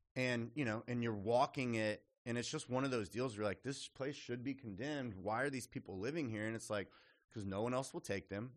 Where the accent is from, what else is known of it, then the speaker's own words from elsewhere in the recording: Austin, Texas, United States; also born or lived in Lubbock, Texas / Houston, Texas; So I'm a native Texan, grew up in Austin, was raised in Austin